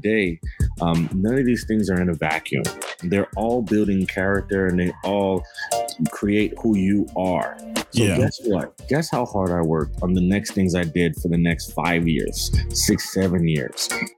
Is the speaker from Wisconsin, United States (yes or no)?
no; Miami, Florida, United States; moved away as an adult; now in Boston, United States; I grew up, born and raised in Miami, Florida